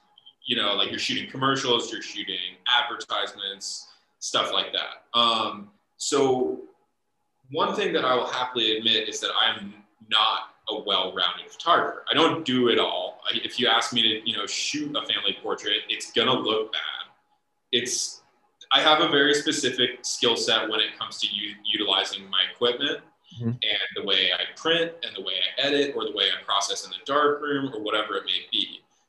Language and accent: English; Midwest, United States; you know, growing up in the Midwest, like my uncle's favorite restaurant was Cracker Barrel.